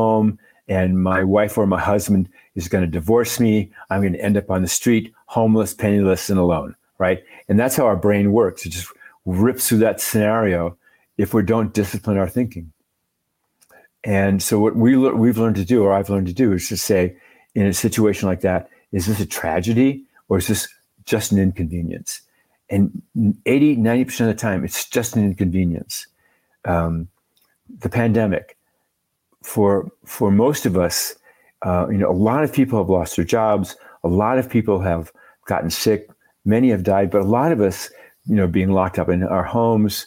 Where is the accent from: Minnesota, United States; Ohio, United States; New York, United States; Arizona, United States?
Minnesota, United States; now in Santa Fe, United States; I'm from Minnesota originally. I grew up in the land of, 30 below and blizzards